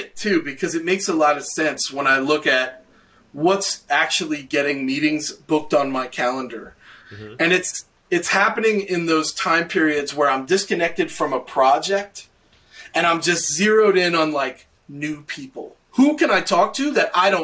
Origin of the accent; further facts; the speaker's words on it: Knoxville, Tennessee, United States; my hometown of Knoxville, Tennessee